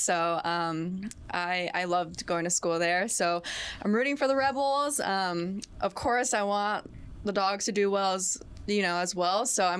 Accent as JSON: {"language": "English", "town": "Sanger", "region": "California", "country": "United States", "said": "Yes, I am from Fresno area. Mm-hmm. Gotcha. From Sanger, California."}